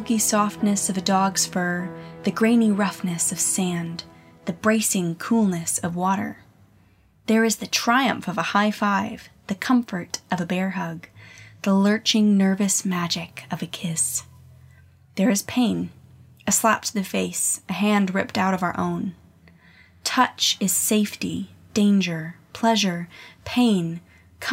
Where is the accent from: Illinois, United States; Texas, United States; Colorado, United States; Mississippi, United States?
Colorado, United States; Colorado Springs; my hometown in Colorado Springs